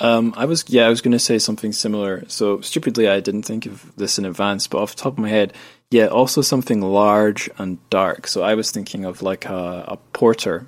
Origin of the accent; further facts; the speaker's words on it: Scotland, United Kingdom; where I grew up in Scotland